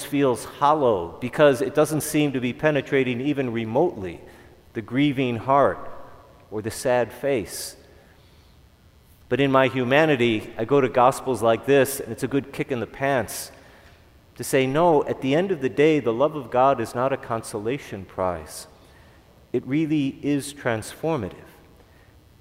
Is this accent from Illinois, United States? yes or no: yes; Chicago, Illinois, United States; I'm from Chicago